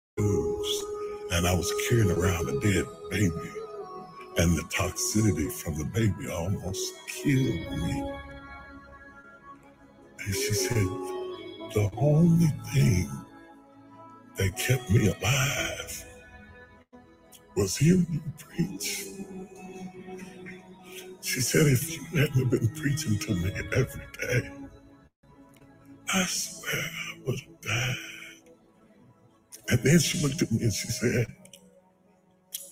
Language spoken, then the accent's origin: English; West Virginia, United States; I'm country boy. I'm from West Virginia.